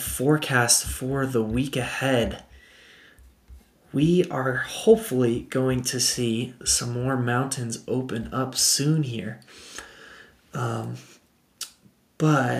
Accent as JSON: {"language": "English", "town": "Boulder", "region": "Colorado", "country": "United States", "lives_now": "Denver, United States", "said": "I'm from Boulder, Colorado. I live in Denver now"}